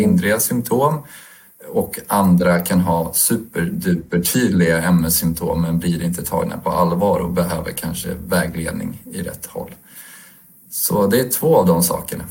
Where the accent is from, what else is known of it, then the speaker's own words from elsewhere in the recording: Stockholm, Stockholm County, Sweden; Jag är en småbarnspappa från Stockholm